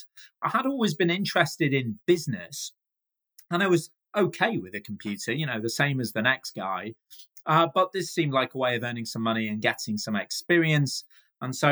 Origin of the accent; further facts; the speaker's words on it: Manchester, North West England, United Kingdom; I'm a proud Mancunian. That's what us people from Manchester call ourselves.